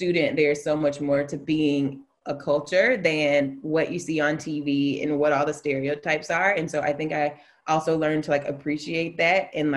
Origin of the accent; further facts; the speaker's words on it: Alabama, United States; moved away; I'm from Alabama. I went to failing schools for a long time in my life